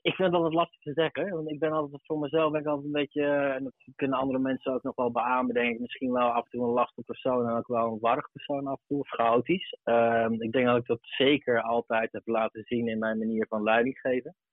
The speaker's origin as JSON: {"language": "Dutch", "town": "Arnhem", "region": "Gelderland", "country": "Netherlands", "tie": "born or raised there", "said": "kom ik zelf oorspronkelijk uit Arnhem. Ehm, daarin zat ik op de basisschool"}